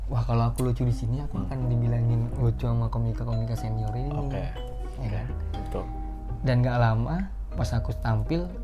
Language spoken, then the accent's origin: Indonesian; Samarinda, East Kalimantan, Indonesia; aku orang Samarinda